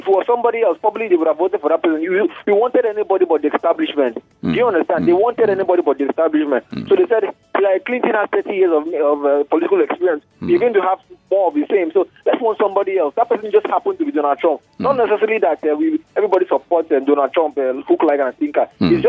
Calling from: Akoka, Lagos, Nigeria; It is AY from Akoka.

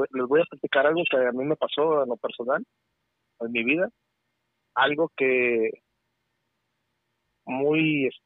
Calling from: California, United States; te hablo de California.

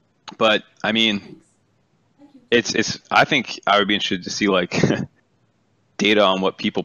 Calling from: Saskatchewan, Canada; Saskatchewan, Canada.

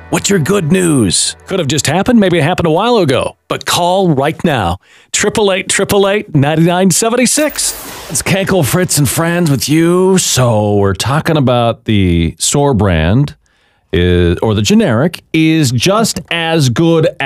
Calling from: Saginaw, Michigan, United States; caller from Saginaw, Michigan.

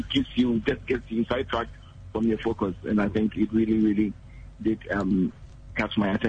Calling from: Tesano, Ghana

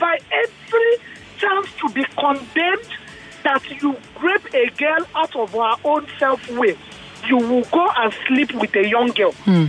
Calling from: Yaba, Lagos, Nigeria; I'm calling from Yaban.

